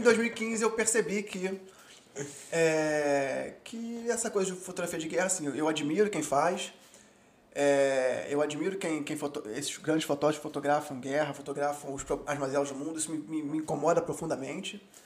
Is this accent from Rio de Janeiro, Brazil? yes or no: yes; Rio de Janeiro, Brazil; classe média carioca